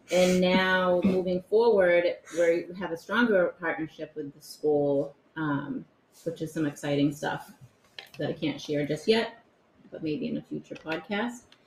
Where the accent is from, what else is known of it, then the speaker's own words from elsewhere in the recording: Winthrop, United States; I grew up in Winthrop.